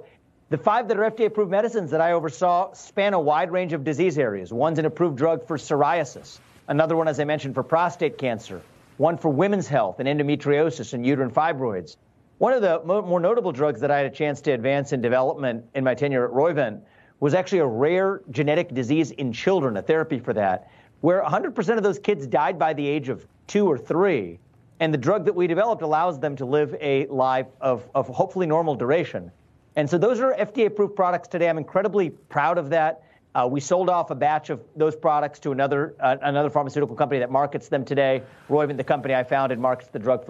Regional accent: Cincinnati, Ohio, United States; moved away as an adult; also born or lived in New York; Grew up in, born and raised in Cincinnati, Ohio.

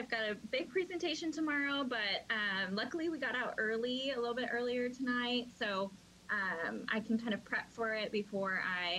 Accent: Honolulu, Hawaii, United States; I'm from Honolulu, Hawaii. I'm 26 years old

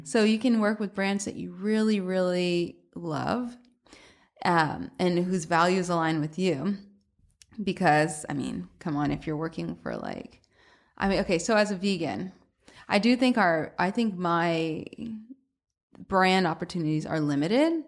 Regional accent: Atlanta, Georgia, United States; moved away as an adult; also born or lived in Boston; now in New York, United States; I'm from Atlanta originally, but I went to school in Boston

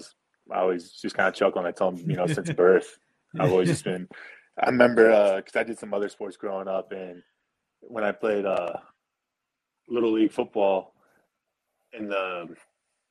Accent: Des Moines, Iowa, United States; moved away as an adult; I'm from Des Moines, Iowa

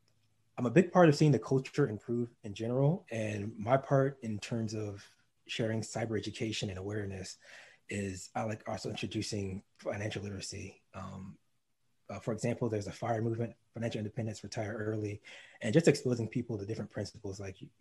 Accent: North Carolina, United States; also born or lived in DC area; So I'm from the DC area. That's what I claim. Before that, I grew up in Eastern North Carolina. I was an Army brat growing up, so I moved all over, but I spent the longest in Eastern North Carolina.

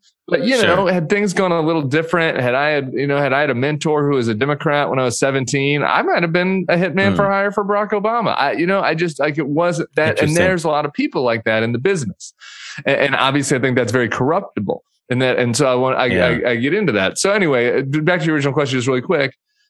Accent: Denver, Colorado, United States; Denver, Colorado. Denver.

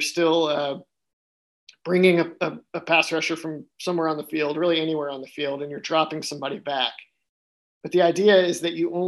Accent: Texas, United States; moved away; I grew up in Texas

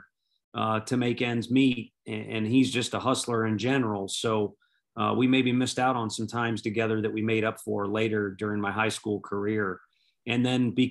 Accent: St. Louis, Missouri, United States; I'm from St. Louis. I grew up in North County there

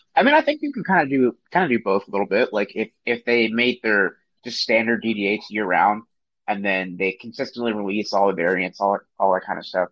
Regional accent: Maryland, United States; I'm from Maryland

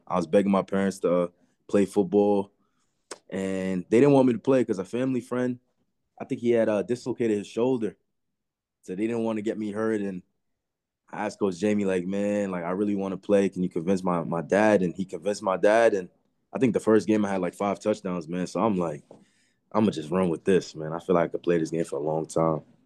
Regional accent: Westbury, New York, United States; moved away as an adult; I'm from Long Island, New York. Uh, I went to school in Westbury, New York.

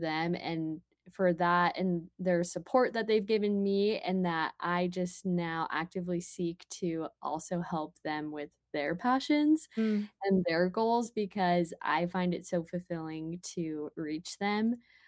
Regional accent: Murray, Utah, United States; moved away; Well, I'm from Utah originally. I'm from Murray

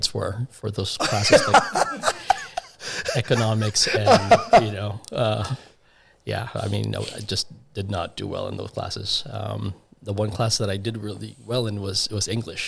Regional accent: Pasadena, California, United States; also born or lived in Caloocan City, Philippines; I was raised in the States, so Pasadena.

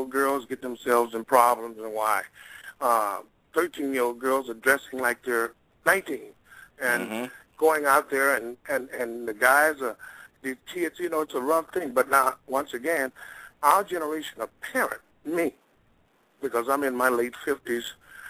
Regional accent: Mississippi, United States; moved away; Originally I'm from Mississippi. I'm just a country boy

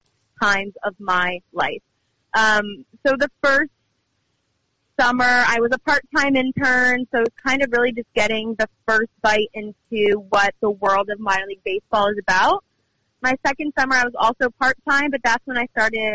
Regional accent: Albany, New York, United States; I grew up in Albany, New York

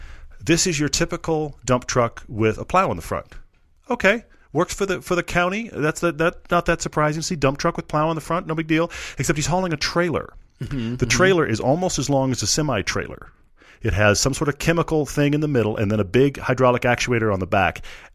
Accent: Texas, United States; I grew up in Texas where we get like a spit of ice, we all just hunkered down.

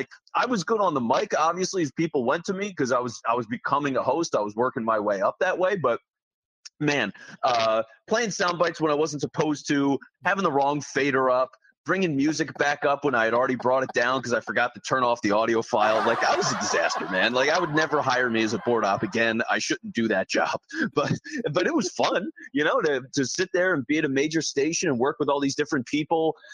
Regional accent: Philadelphia, Pennsylvania, United States; me growing up in the Philly area

